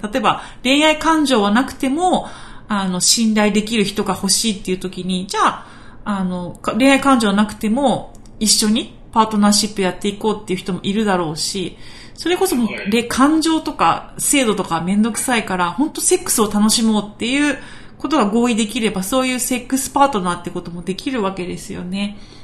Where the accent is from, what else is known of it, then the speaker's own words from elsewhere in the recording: Okinawa, Japan; accent: Okinawan dialect; ちょっと沖縄の方言出ちゃいましたけど